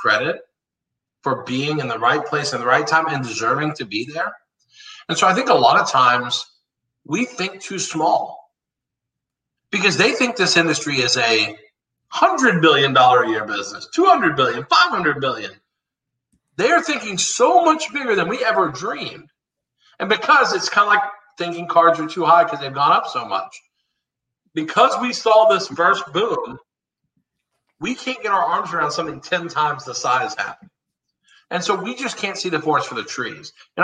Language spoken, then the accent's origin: English; Dallas, Texas, United States; I'm from Dallas